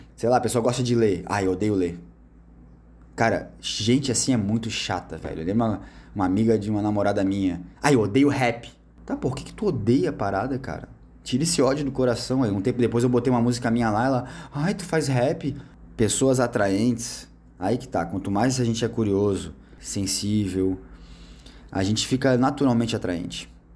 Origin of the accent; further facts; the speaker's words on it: Brazil; a gente é brasileiro